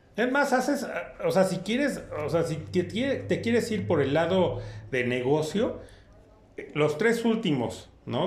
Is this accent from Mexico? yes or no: yes; Mexico; a nosotros como mexicanos